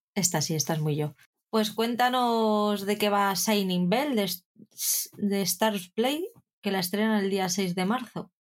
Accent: Spain; hablamos latino en España

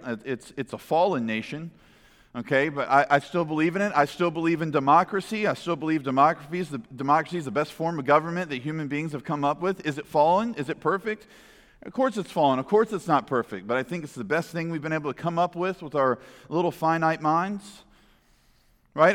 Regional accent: United States; as American people

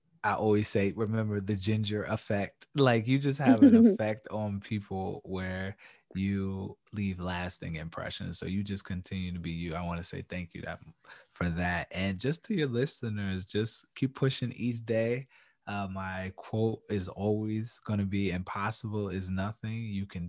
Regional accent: New York, United States; I'm a New Yorker

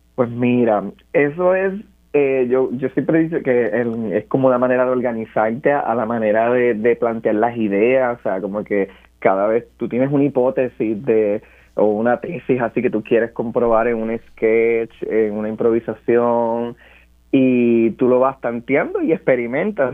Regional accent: Barranquitas, Puerto Rico; yo soy de Barranquitas

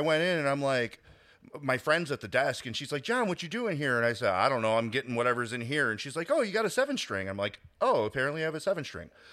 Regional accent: Chicago, Illinois, United States; I grew up in Chicago

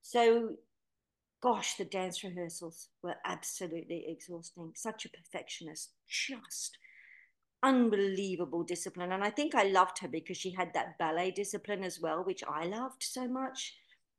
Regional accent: England, United Kingdom; born there; And because I was born in England, I thought, well, you know, I've got so much to learn

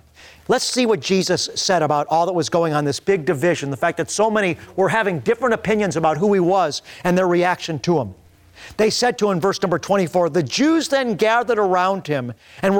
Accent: Beachwood, Ohio, United States; growing up in Beechwood, Ohio

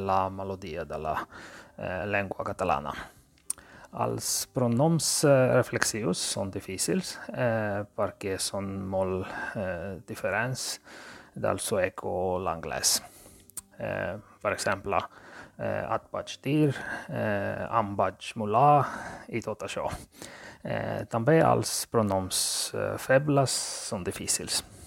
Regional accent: Georgia; first language Georgian; Catalan is a second language; now in Sweden; visc a Suècia, eh, però sóc originari de Geòrgia

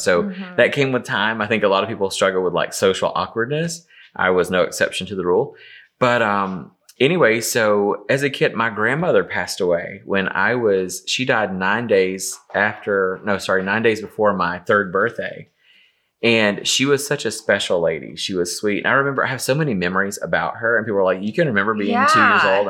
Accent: Easley, South Carolina, United States; moved away as an adult; now in Atlanta, United States; I grew up in a small town called Easley, South Carolina, which is, it's just right outside of Greenville.

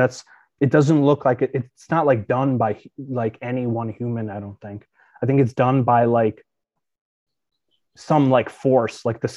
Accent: Ukraine; moved away; I was born in Ukraine.

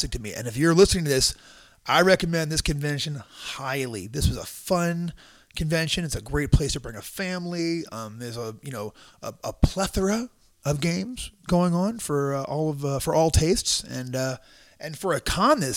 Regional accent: Long Island, New York, United States; moved away; also born or lived in Houston, Texas; I grew up on Long Island

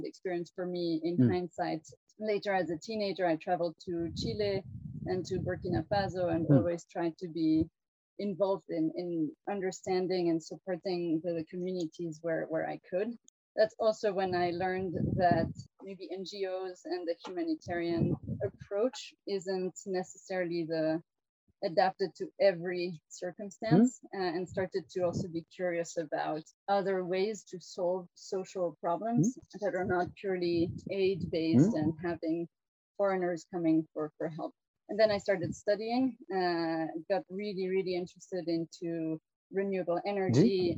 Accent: France; now in Kenya; I come from a Swiss family. I'm Swiss and from a German-speaking part from both of my parents. But I was born and raised in France.

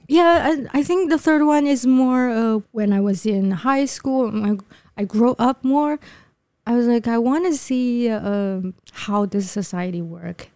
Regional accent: Shanghai, China; moved away as an adult; now in Taipei, Taiwan; I'm from Yangpu

